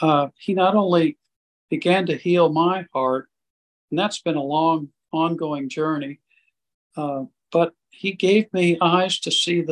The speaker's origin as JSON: {"language": "English", "country": "India", "tie": "born or raised there", "said": "went back to growing up in India as a missionary kid and being sent away to a missionary boarding school and being separated from my mom and dad for 8 or 9 months out of the year"}